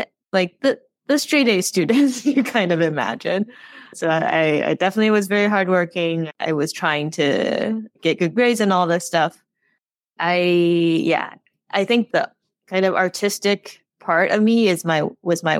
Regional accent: Taiwan; moved away as an adult; also born or lived in United States / California / Zurich; now in Chicago, United States; I grew up in Taiwan. I mostly grew up in Taiwan. I was born in the States, but I went back when I was three

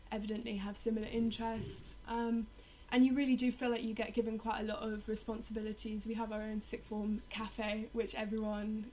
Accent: London, United Kingdom; I come from Richmond in London, so I was a day pupil at an all-girls school for my whole life

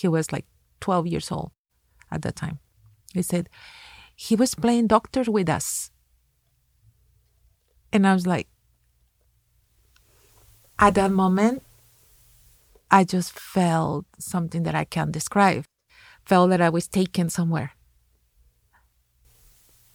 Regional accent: Mexico; moved away; When I was 15 years old, in my hometown back in Mexico

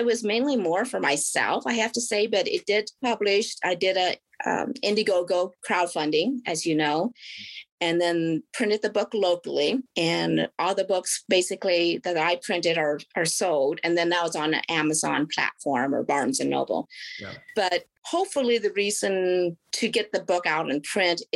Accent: Oregon, United States; also born or lived in South Korea; I was born in South Korea, and I was adopted when I was 4 years old and then raised in Oregon

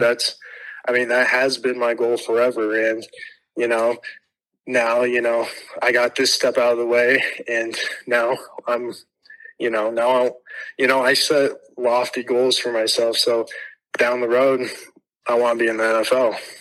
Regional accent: Tucson, Arizona, United States; I'm from Tucson

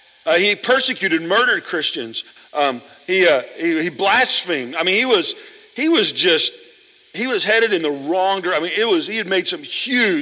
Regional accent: Oklahoma, United States; I grew up in Oklahoma

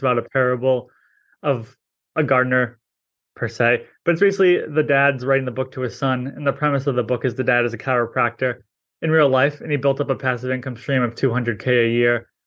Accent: New England, United States; I'm from New England

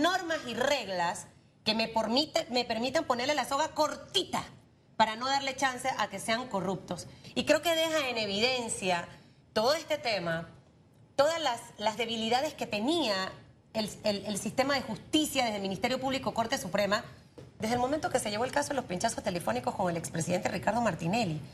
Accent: Panama; como panameña

